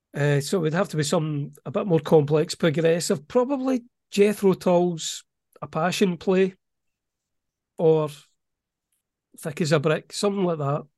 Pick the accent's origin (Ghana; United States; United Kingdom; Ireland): United Kingdom; Welsh, Wales; I'm a Welsh author